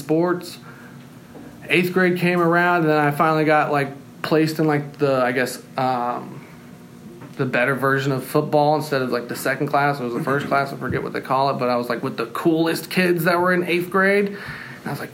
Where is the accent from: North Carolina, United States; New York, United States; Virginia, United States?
North Carolina, United States; moved away as an adult; also born or lived in Austin, Texas / Seattle; When I was 6 years old, me and my mom and my dad and my little brother, we all moved to North Carolina